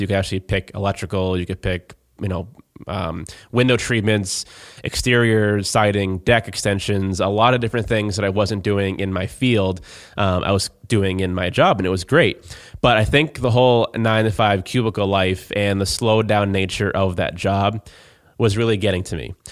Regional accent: Plymouth, Massachusetts, United States; I am from Plymouth

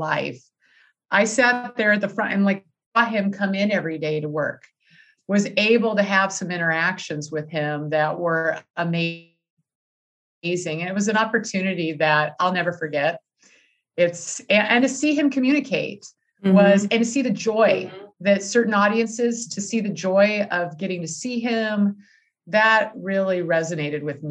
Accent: California, United States; moved away as an adult; now in Wisconsin, United States; even though I live in Wisconsin now, I was originally from California

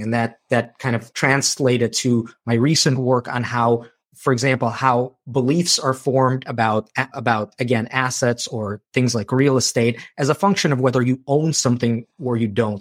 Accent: Chicago, Illinois, United States; also born or lived in Moldova; I grew up in Chicago after moving from Moldova

